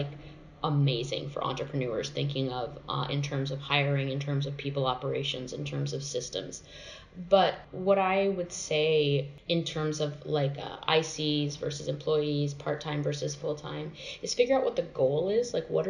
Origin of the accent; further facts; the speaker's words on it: Nevada, United States; also born or lived in Southern United States; I say this because I was raised like in the South and in Nevada and weirdly Christian